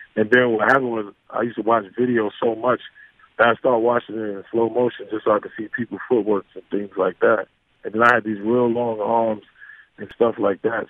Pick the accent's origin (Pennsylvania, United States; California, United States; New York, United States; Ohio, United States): New York, United States; growing up in New York